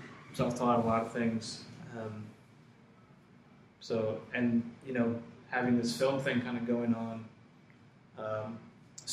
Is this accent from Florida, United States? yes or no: no; Ewing, New Jersey, United States; I grew up in Ewing, which is next door to Princeton